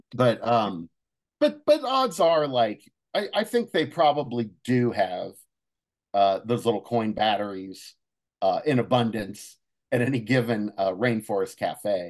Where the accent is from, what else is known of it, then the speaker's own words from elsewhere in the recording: Cincinnati, Ohio, United States; moved away; went back home, uh, to, uh, Cincinnati